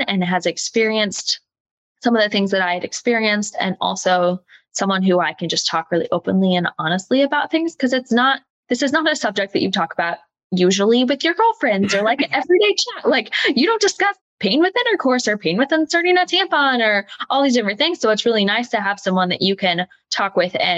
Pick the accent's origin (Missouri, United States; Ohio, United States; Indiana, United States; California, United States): Missouri, United States; Kansas City; also born or lived in Columbia, Missouri / Blue Springs, Missouri; I grew up in the Kansas City area